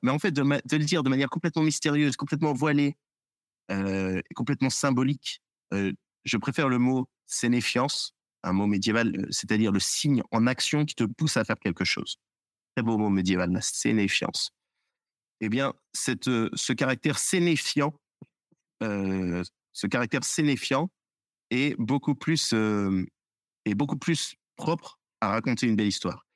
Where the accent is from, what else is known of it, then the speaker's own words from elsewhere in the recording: France; en tant que Français, en tant qu'historien